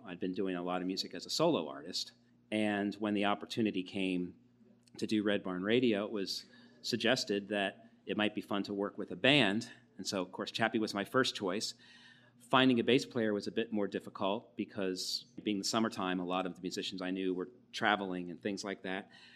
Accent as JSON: {"language": "English", "town": "Wilmington", "region": "Delaware", "country": "United States", "tie": "born or raised there", "also_born_or_lived": "Syracuse, New York", "moved": "as an adult", "said": "I was born in Wilmington and grew up in Delaware through high school."}